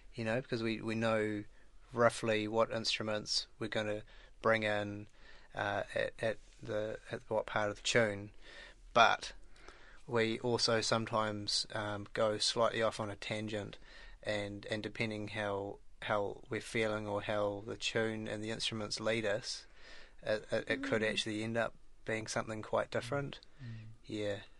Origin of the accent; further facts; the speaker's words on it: Dunedin, Otago, New Zealand; now in Wellington, New Zealand; I'm from Dunedin and I live in Wellington